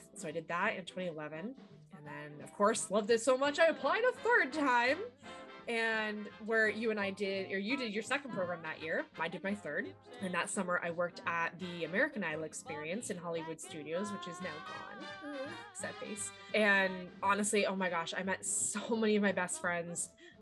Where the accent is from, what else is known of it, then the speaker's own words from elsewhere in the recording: London, Ontario, Canada; I have grown up in London, Ontario my whole life.